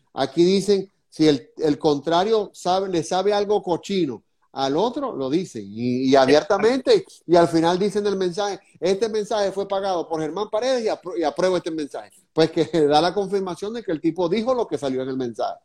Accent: Venezuela; now in Florida, United States; lo hago en el sentido como venezolano

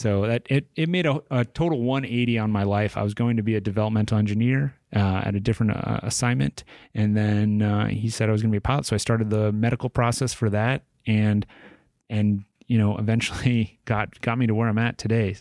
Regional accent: Tucson, Arizona, United States; moved away as an adult; it's my hometown

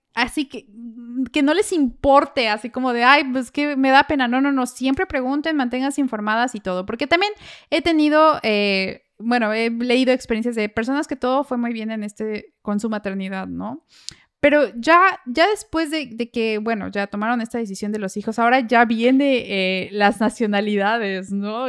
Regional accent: Mexico; moved away

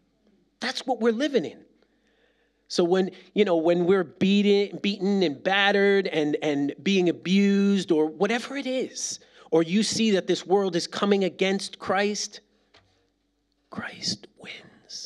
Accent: East Coast, United States; Like, listen, I'm from the East Coast, and those are small Calvary Chapels, right?

